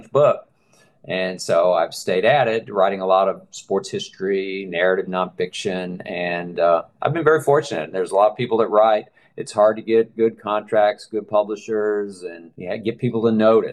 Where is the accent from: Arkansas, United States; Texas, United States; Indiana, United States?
Texas, United States; Dallas; moved away as an adult; also born or lived in Philadelphia; now in Baltimore, United States; I got into journalism after that in Dallas, which is my hometown